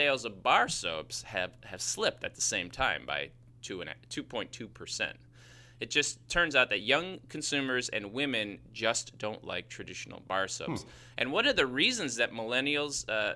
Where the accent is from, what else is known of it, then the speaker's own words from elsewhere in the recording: Chicago, Illinois, United States; accent: Chicago; that's my Chicago accent